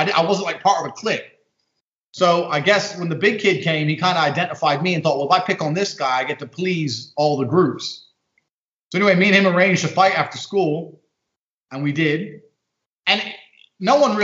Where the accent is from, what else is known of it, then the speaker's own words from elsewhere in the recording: London, United Kingdom; also born or lived in Indiana, United States; she moved to London. I grew up in London